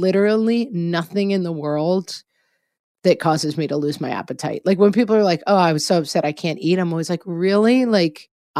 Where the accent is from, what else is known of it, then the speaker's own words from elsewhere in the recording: California, United States; now in Texas, United States; Hey, I live in Texas. Like, I don't really have to deal with snow days. But I came from California and lots of stuff goes down in the winter in those places too.